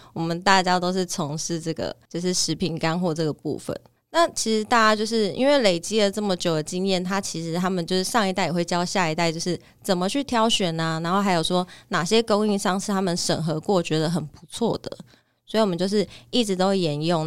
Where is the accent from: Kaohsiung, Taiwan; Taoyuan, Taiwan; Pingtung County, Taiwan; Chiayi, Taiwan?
Kaohsiung, Taiwan; Sanfeng Central Street; 从小就是在三凤中街长大